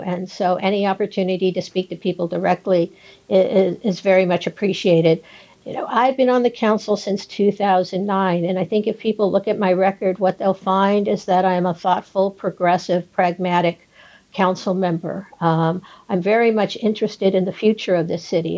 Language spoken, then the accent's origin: English; San Gabriel Valley, California, United States; now in Santa Monica, United States; I grew up in the San Gabriel Valley